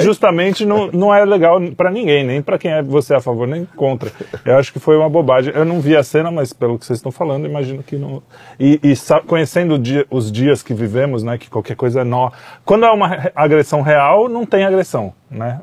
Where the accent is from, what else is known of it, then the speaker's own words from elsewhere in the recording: São Paulo, Brazil; sou paulista